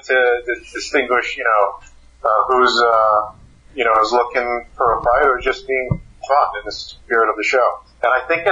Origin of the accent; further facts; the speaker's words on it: New York City, New York, United States; I'm a kid from New York City.